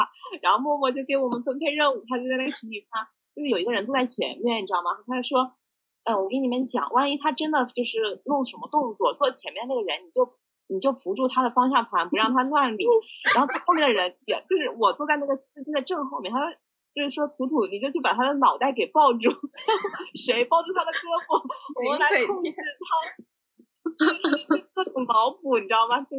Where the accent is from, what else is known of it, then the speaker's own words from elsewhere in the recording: Wuhan, Hubei, China; 其实我觉得我们武汉人就挺能吃辣的。